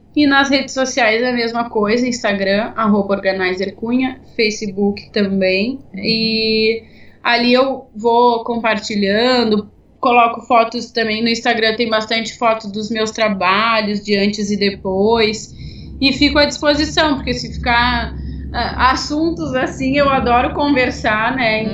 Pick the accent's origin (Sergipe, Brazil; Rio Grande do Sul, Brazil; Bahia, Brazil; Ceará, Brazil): Rio Grande do Sul, Brazil; Porto Alegre; eu sou de Porto Alegre